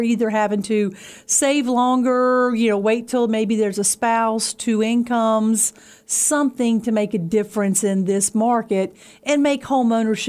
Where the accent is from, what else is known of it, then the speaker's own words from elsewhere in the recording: Pulaski County, Virginia, United States; We moved to Pulaski County. I was in the sixth grade, so about 12 years old. So I've been here, what, 40-plus years?